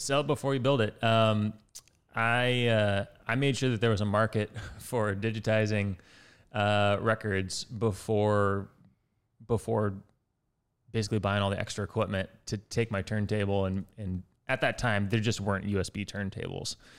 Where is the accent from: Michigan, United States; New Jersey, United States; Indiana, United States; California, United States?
Indiana, United States; West Lafayette; I grew up in West Lafayette, which is about zero miles from Purdue